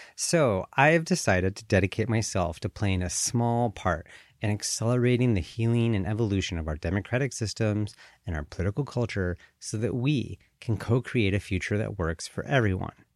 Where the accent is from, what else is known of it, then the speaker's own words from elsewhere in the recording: Colorado, United States; moved away as an adult; also born or lived in Southern California / Switzerland / Washington, D.C. / Paraguay; now in Bay Area, California, United States; I was born in the United States, in Southern California. I grew up in Colorado